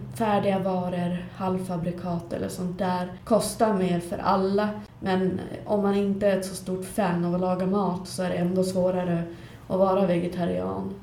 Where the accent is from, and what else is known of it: Skellefteå, Västerbotten County, Sweden